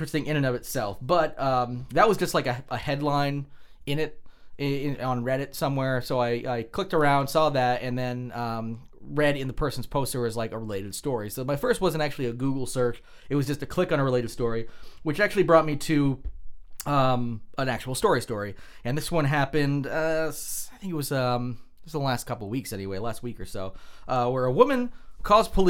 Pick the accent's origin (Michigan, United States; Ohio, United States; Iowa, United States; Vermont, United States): Vermont, United States; We're from Vermont